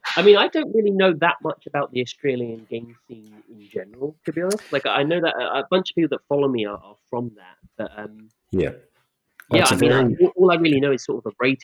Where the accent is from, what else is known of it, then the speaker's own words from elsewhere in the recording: United Kingdom; accent: English; I am exceptionally British